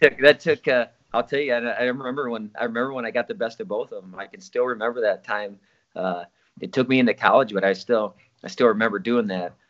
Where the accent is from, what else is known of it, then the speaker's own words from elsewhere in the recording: Osage, United States; Osage in the town that I lived